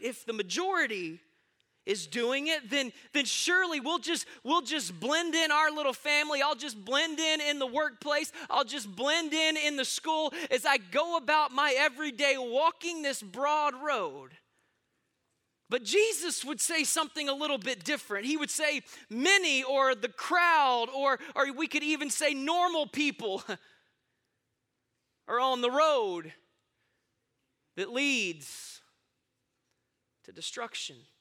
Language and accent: English; Austin, Texas, United States; I am born and raised right here in Austin, Texas